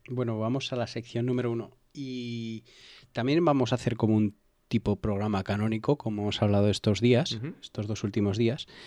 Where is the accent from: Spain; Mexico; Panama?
Spain; La Rioja; yo soy riojano